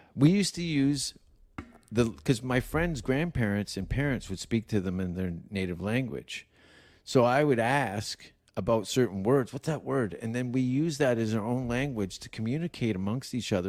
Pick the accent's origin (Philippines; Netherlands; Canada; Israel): Canada; I'm from Canada